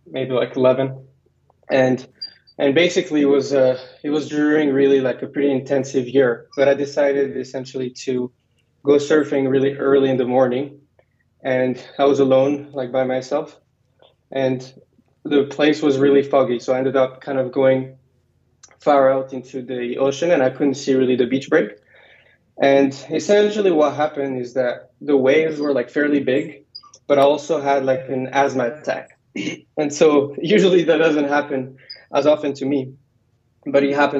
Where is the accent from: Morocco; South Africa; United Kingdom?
Morocco; English is a second language; moved away as an adult; also born or lived in Virginia / San Francisco; I was born in Virginia, but I went back to Morocco when I was one and lived most of my life there. Went to a French high school